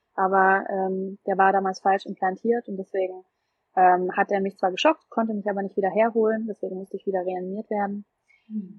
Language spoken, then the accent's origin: German; Nuremberg, Bavaria, Germany; ich komme ja aus Nürnberg